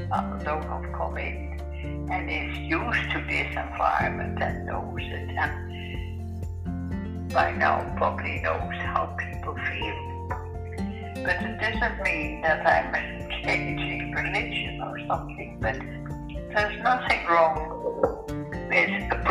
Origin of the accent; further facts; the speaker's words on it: Ireland; because I thought my age group, being Irish, it would be more